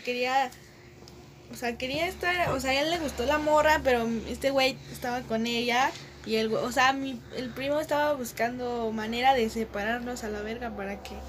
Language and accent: Spanish; Mexico City, Mexico; somos de Ciudad de México.